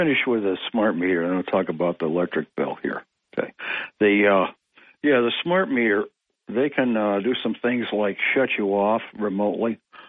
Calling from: Ithaca, New York, United States; Yes, … of Greater Ithaca.

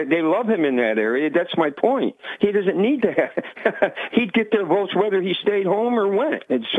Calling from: Vestal, New York, United States; Good morning there, Bob. … from Vestal.

